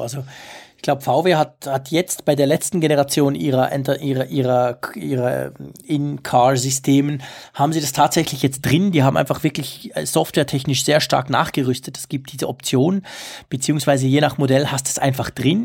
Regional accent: Switzerland; accent: Swiss German; Ich versuche ja nicht allzu fest Schweizer Dialekt zu sprechen, aber klar, ich bin ja kein Deutscher, das hört man

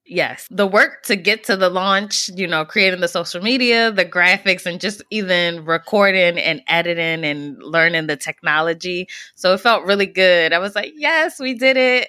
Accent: Baltimore, Maryland, United States; growing up in Baltimore at Hopkins

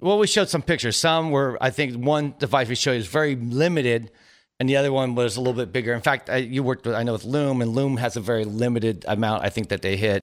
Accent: Silicon Valley, California, United States; growing up in Silicon Valley

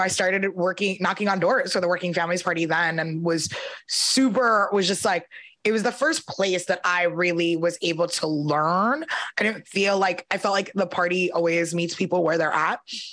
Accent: New York City, New York, United States; I grew up in Brooklyn, New York, and my dad is an immigrant from Belize. My mom's family is from Puerto Rico

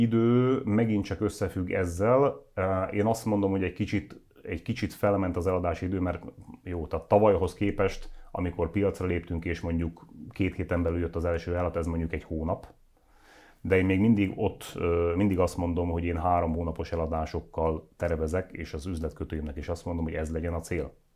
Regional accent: Nógrád, Hungary; én Nógrádi vagyok, ott a körül, környékünkön lévő falvakban van, ahol a kocsma is bezárt már

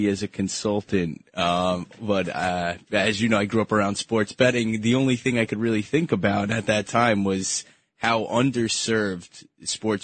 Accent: Syosset, New York, United States; I grew up in Syosset.

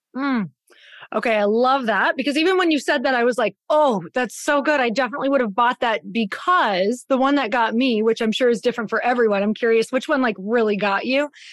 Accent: Midwest, United States; now in Scottsdale, United States; growing up in the Midwest

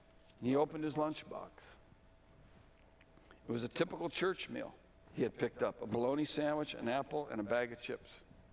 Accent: Belmont, Massachusetts, United States; I had learned things in Europe and in Mexico and in my hometown of Belmont, Massachusetts.

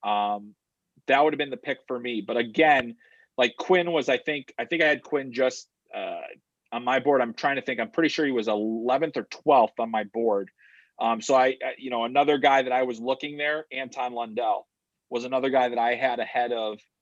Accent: Chicago, Illinois, United States; I grew up in Chicago

